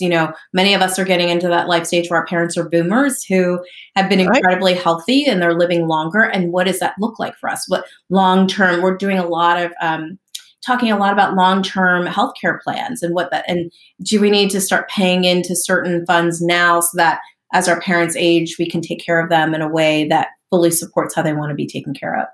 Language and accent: English; southern New Jersey, United States; also born or lived in Lancaster, Pennsylvania; I grew up in southern New Jersey